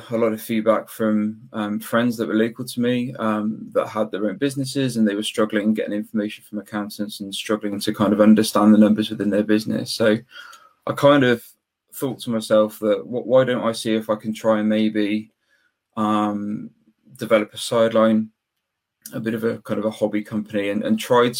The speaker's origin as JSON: {"language": "English", "town": "Weston-super-Mare", "region": "South West England", "country": "United Kingdom", "said": "I'm from Weston-super-Mare, which is just southwest of Bristol, about 20 minutes away"}